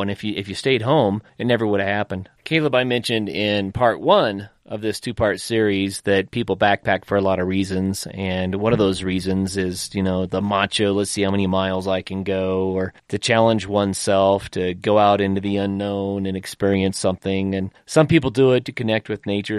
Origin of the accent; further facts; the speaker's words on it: northeastern Oklahoma, United States; growing up in Oklahoma